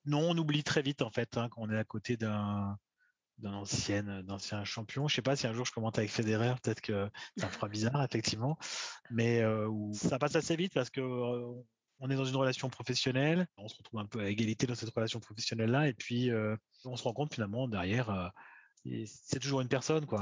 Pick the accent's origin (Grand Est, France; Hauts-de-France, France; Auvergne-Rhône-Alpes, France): Auvergne-Rhône-Alpes, France; Saint-Étienne